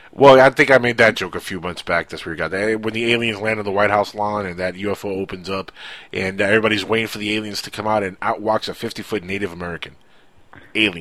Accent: Cuba; English is a second language; now in Miami, United States; my English is good. It's really good, even though I'm, I am from the Cuban land

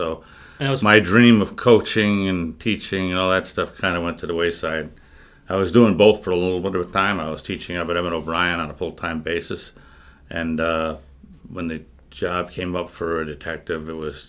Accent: Newport, Rhode Island, United States; Newport, Rhode Island.

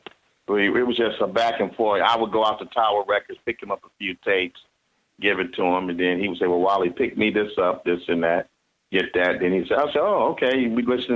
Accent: Detroit, Michigan, United States; that was in my hometown

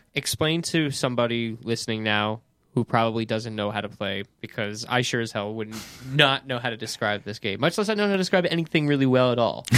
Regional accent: Woodstock, New York, United States; I grew up in Woodstock, New York

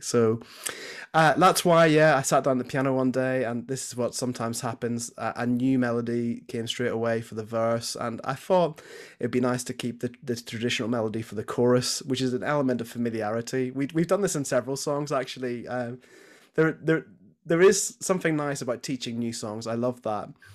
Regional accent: Belfast, Northern Ireland, United Kingdom; moved away as an adult; now in Nottingham, United Kingdom; So I grew up in Belfast, uh, Northern Ireland. Mum and dad are still back home there. Uh, yeah, so I spent the first eighteen years of my life there.

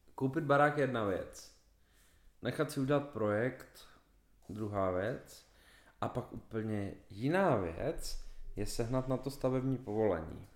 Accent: Czechia; jsme Češi

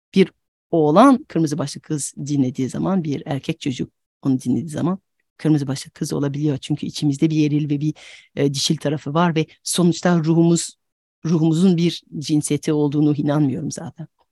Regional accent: France; Turkish is a second language; moved away; also born or lived in United States / Turkey; ben aslında Fransızım ama yerli yabancıyım.

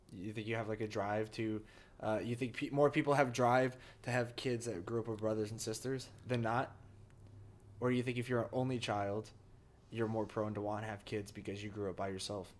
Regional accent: New Jersey, United States; moved away as an adult; New Jersey, my, to my hometown, to the house

